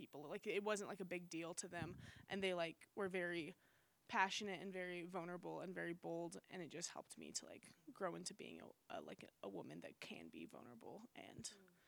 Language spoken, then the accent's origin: English; Texas, United States; now in San Pedro, United States; I'm originally from Texas.